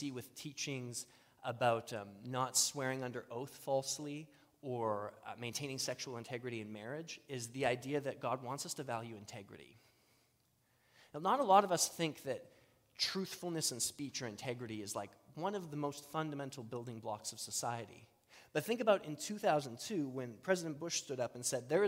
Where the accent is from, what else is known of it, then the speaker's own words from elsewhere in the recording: Saskatchewan, Canada; I grew up in Saskatchewan